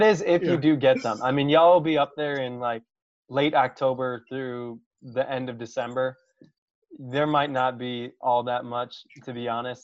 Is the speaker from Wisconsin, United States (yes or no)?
yes; Wisconsin, United States; I grew up in Wisconsin and like that's just what I'm used to every winter.